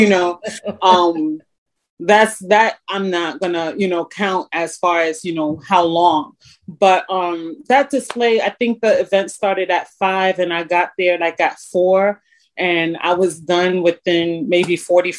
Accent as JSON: {"language": "English", "region": "New York", "country": "United States", "also_born_or_lived": "Puerto Rico (ancestry)", "accent": "New York", "moved": "as an adult", "lives_now": "Wilmington, United States", "said": "I introduce myself as the New Yorican"}